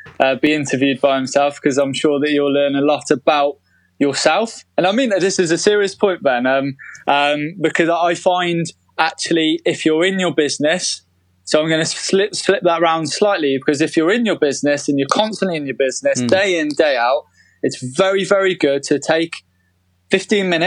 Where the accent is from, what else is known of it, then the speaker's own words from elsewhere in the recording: United Kingdom; as British people